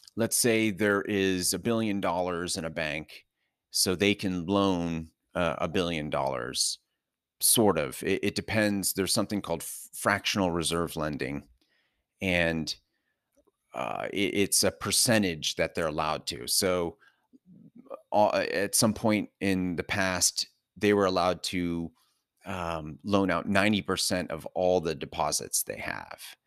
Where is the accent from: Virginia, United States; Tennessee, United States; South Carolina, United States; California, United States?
California, United States; Southern; moved away; also born or lived in New York City metro area; born and raised in Southern California